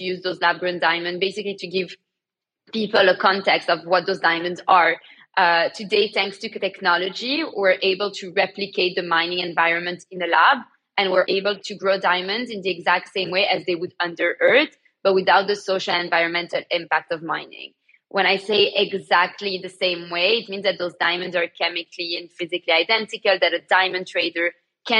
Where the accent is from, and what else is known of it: Antwerp, Flanders, Belgium; born or raised there; moved away as an adult; now in London, United Kingdom